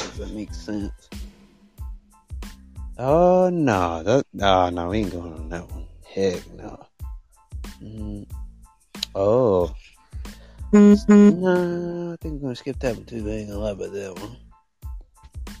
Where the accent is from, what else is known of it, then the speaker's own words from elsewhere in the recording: United States; I'm American